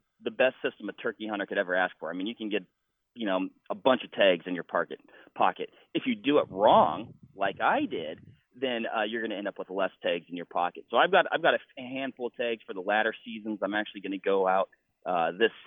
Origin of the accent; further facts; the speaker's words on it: Washington, United States; now in Wisconsin, United States; in my home state of Washington